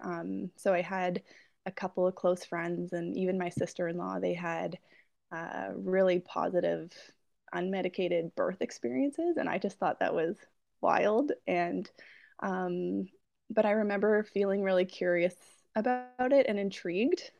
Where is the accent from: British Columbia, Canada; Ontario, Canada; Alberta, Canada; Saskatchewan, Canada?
Ontario, Canada; Peterborough; I'm from Peterborough, uh, Ontario